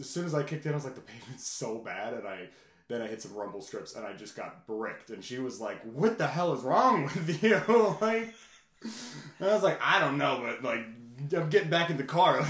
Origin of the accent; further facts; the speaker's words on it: England, United Kingdom; born there; No, I was born in England, but my mom's Irish, so I'm 50% Irish.